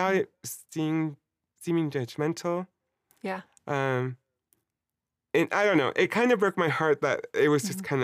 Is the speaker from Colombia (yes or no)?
yes; Colombia; Like Latin America, Colombia, my hometown. This is what my family does.